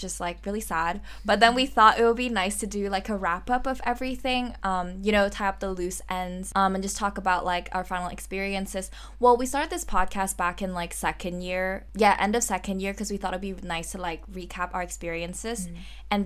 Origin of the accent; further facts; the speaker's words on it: Hong Kong; moved away as an adult; now in London, United Kingdom; I'm a third-year student studying at the Bartlett School of Architecture in London, originally from Hong Kong